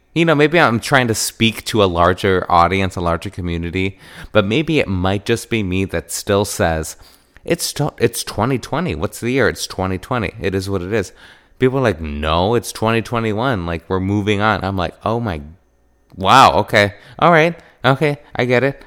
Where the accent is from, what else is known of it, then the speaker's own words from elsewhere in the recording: Wisconsin, United States; I grew up in Wisconsin